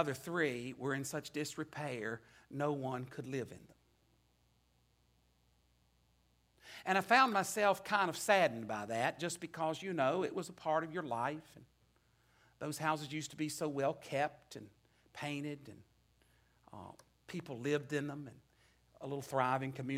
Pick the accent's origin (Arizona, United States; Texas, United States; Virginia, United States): Virginia, United States; Natural Bridge; moved away; I returned to the place where I grew up in Natural Bridge.